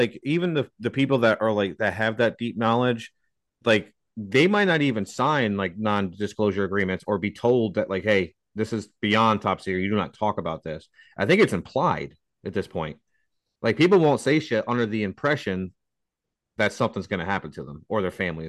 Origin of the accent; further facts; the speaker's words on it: United States; I'm an American